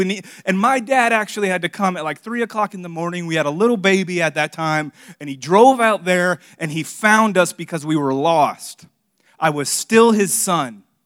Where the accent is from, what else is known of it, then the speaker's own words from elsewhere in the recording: Miami, Florida, United States; now in South Carolina, United States; I grew up in Miami